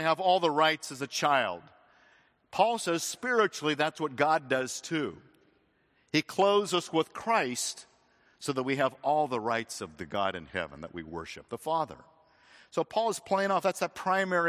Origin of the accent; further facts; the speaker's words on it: Phoenix, Arizona, United States; We had citrus trees growing up in Phoenix, Arizona